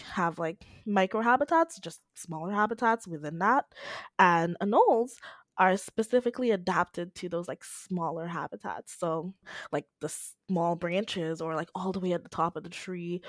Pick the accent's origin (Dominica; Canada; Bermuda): Dominica; I'm from the Commonwealth of Dominica in the Caribbean, and the island I'm from